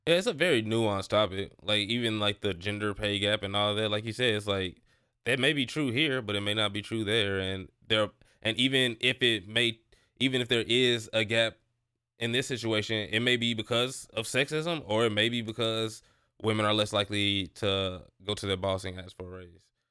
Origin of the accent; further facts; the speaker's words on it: St. Louis, Missouri, United States; now in Texas, United States; I'm from Saint Louis, so, like, moving to Texas